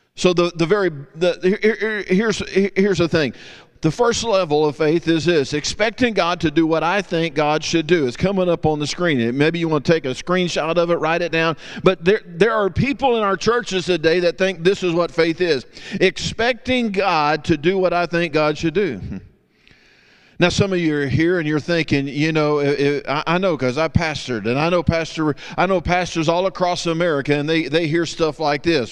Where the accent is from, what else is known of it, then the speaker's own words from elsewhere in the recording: Texas, United States; I'm from Texas